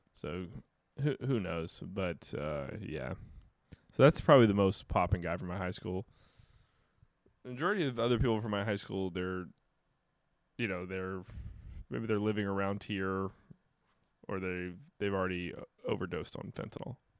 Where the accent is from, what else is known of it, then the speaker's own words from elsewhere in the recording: Dale Earnhardt's hometown area, North Carolina, United States; Dale Earnhardt is kind of from my hometown